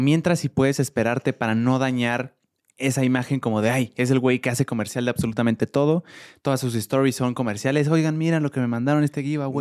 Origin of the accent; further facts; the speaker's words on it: Mexico City, Mexico; somos los primeros capitalinos